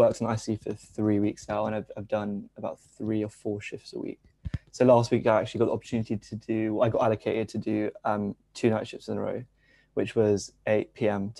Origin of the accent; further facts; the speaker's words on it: London, United Kingdom; I'm from East London. So it's the same place where Hanif is from generally. And originally my family is from India, but I've been here all my life